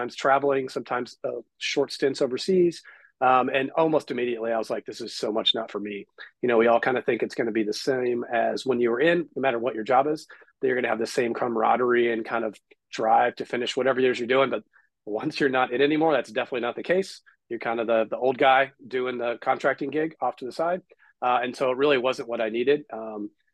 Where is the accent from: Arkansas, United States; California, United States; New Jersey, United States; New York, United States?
California, United States; Southern; I grew up here in Southern California